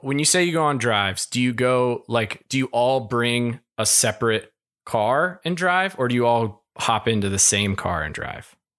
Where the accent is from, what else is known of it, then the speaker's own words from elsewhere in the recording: Kentucky, United States; moved away; I'm from Kentucky, and I lived very close to the Corvette Museum growing up